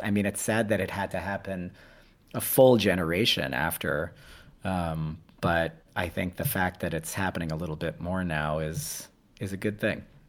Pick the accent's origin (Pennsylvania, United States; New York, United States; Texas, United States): New York, United States; New York City; in my city, you know, where I was born in New York City